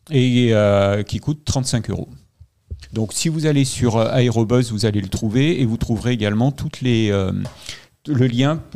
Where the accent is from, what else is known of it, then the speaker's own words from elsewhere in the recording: Lyon, Auvergne-Rhône-Alpes, France; tous les Lyonnais euh, et nous sommes Lyonnais euh, pour certains d'entre nous